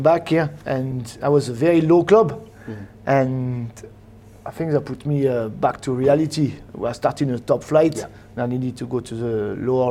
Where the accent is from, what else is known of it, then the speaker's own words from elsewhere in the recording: Le Havre, Normandy, France; English is a second language; moved away as an adult; now in Scotland; I'm from Le Havre